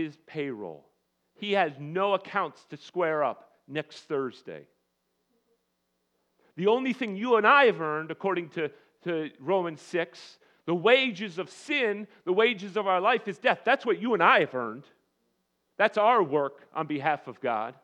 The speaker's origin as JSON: {"language": "English", "country": "United States", "said": "as American Christians"}